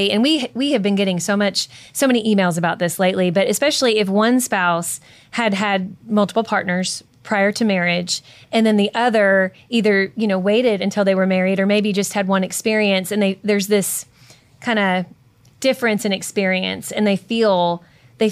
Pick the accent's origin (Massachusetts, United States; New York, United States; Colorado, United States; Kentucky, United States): Kentucky, United States; I'm from Kentucky